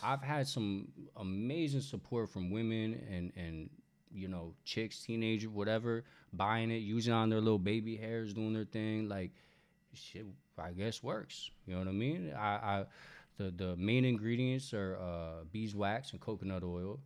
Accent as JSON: {"language": "English", "region": "New York", "country": "United States", "also_born_or_lived": "the South", "moved": "as an adult", "lives_now": "Los Angeles, United States", "said": "I'm from New York, but I, I spent a little bit of time in the South"}